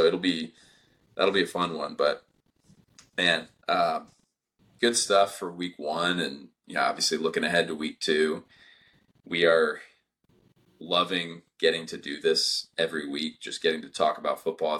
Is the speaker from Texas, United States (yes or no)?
yes; Texas, United States; Even though we're from Texas